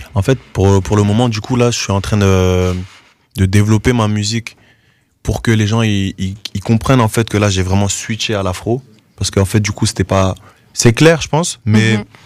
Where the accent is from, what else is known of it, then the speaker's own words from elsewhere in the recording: Goma, North Kivu, DR Congo; also born or lived in Norway; now in Brussels, Belgium; moi aussi, je suis né là-bas, que je suis né à Goma